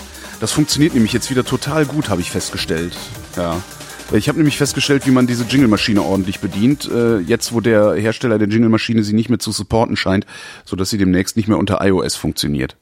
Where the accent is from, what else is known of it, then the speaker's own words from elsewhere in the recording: Cologne, North Rhine-Westphalia, Germany; ich komme ja ursprünglich aus Köln